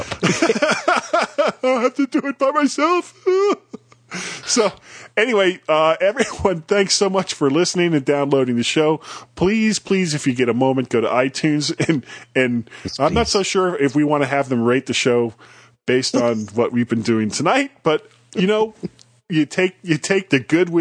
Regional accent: Florida, United States; I'm from Florida

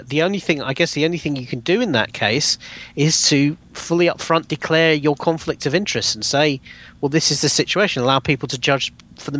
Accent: United Kingdom; as a British citizen

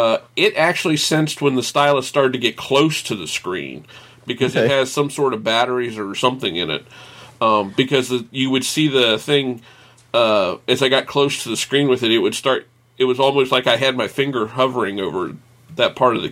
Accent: United States

